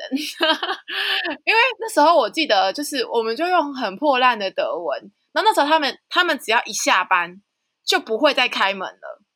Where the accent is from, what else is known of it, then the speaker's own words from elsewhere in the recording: Nantou County, Taiwan; 来自南投的